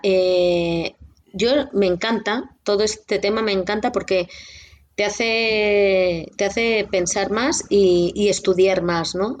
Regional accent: Castilla-La Mancha, Spain; alguien de Castilla-La Mancha, de mi tierra

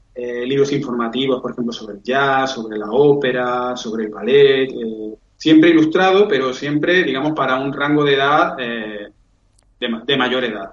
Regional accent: Seville, Andalusia, Spain; yo soy de Sevilla

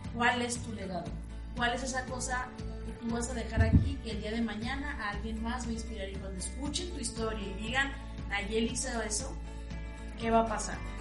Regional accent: Ciudad Obregón, Sonora, Mexico; soy originaria de Ciudad Obregón, Sonora

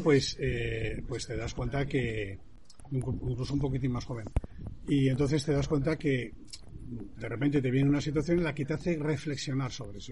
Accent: Santander, Cantabria, Spain; moved away as an adult; also born or lived in London; yo soy español y, nací en Santander.

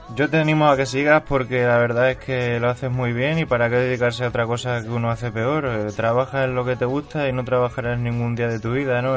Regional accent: Extremadura, Spain; yo también soy extremeño

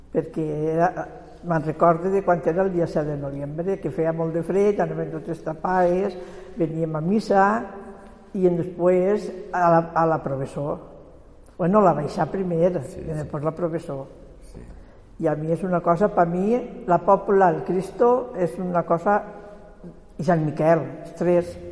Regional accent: Quart de Poblet, Valencian Community, Spain; born there; Jo a quart.

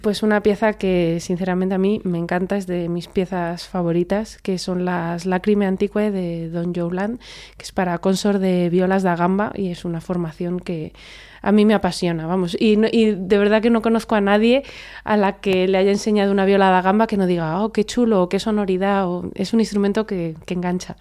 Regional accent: Spain

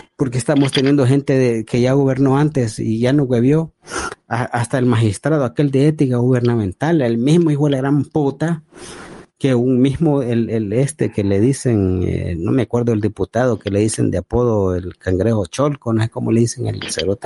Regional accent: El Salvador; yo como salvadoreño

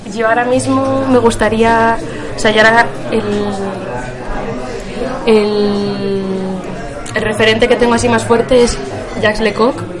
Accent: Cantabria, Spain; now in Valladolid, Spain; yo soy de Cantabria

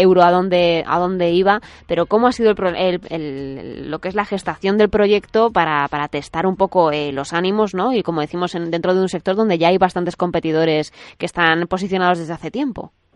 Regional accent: Madrid, Community of Madrid, Spain; Yo, yo que soy de Madrid

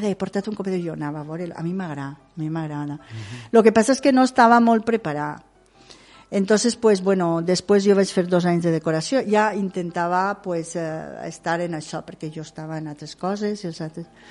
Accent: Ondara, Valencian Community, Spain

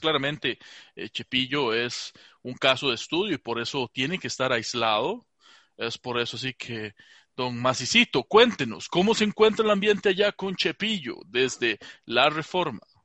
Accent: Alajuela, Costa Rica; yo soy de ahí de la Juela Centro

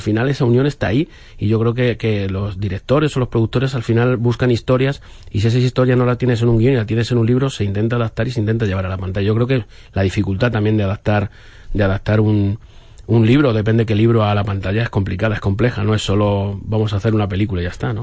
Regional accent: a village near Torrijos, Castilla-La Mancha, Spain; cuando tenía 14 años, en mi pueblo no había cine y yo estudiaba en Torrijos

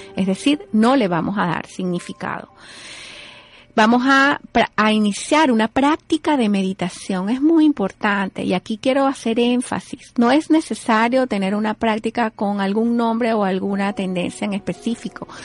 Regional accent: Venezuela; moved away as an adult; now in United States; Yo soy venezolana, estoy aquí en los Estados Unidos desde el año 2008

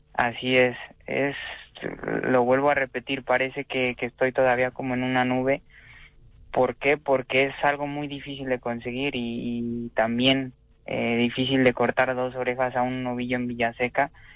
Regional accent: Mexico; moved away; also born or lived in Spain

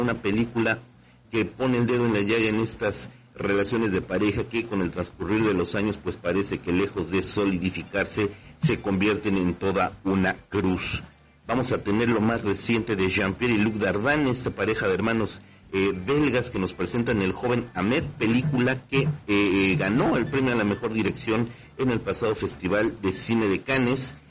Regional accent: Mexico; nuestro país

